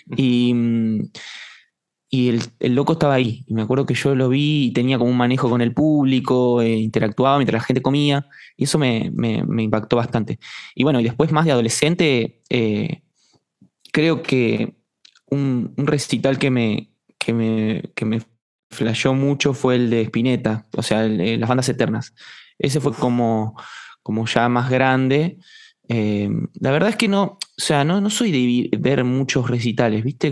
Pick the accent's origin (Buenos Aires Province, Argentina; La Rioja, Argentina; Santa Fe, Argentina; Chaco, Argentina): Buenos Aires Province, Argentina; Estación Chapadmalal; moved away; also born or lived in Mar del Plata; yo nací en Mar del Plata, y me crié en Estación Chapadmalal, que es un pueblo cerca de Mardel